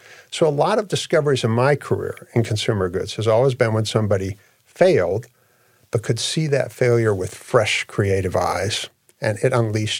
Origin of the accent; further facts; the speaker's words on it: Australia; Yeah, I'm from Australia.